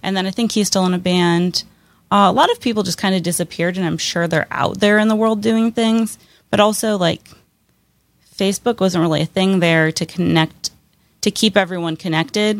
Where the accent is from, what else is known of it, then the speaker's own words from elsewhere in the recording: Pennsylvania, United States; moved away as an adult; now in Pittsburgh, United States; I'm from a place called Quarry, Pennsylvania